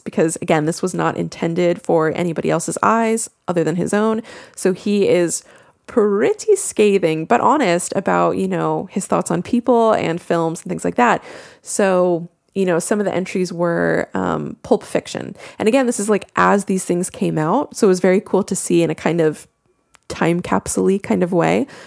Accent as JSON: {"language": "English", "country": "United States", "accent": "American", "said": "if you could not tell by my accent, I am American"}